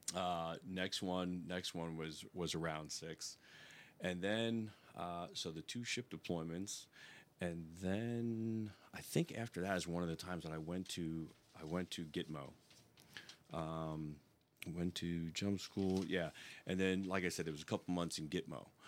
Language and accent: English; New York, United States; moved away as an adult; I am from New York